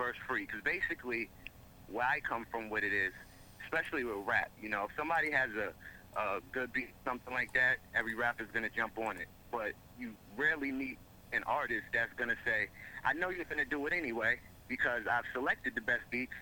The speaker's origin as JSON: {"language": "English", "town": "Mount Vernon", "region": "New York", "country": "United States", "moved": "as an adult", "lives_now": "Haverstraw, United States", "said": "I'm originally from Mount Vernon, New York. Live in Haverstraw right now"}